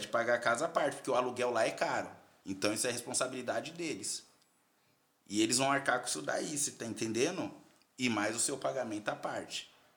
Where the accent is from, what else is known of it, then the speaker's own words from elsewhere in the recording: Carapicuíba, São Paulo, Brazil; moved away as an adult; also born or lived in China; sou da Coab de Carapicuíba, lá da Coab do, Coab do Netinho